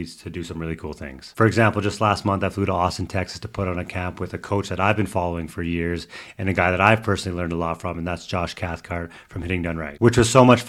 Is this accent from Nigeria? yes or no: no; Canada; obviously being Canadian